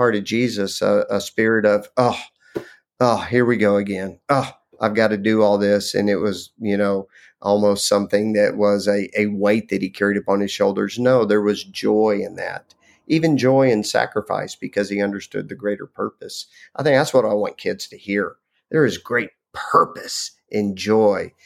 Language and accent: English; Lubbock, Texas, United States; I grew up in Lubbock, Texas, which was a fabulous place to grow up